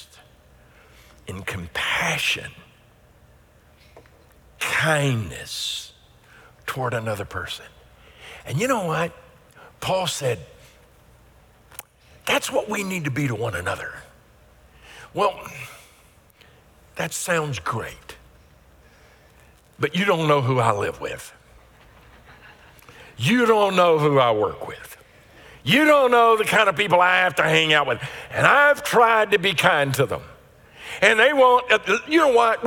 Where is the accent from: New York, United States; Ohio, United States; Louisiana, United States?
Louisiana, United States; I grew up in Louisiana around horses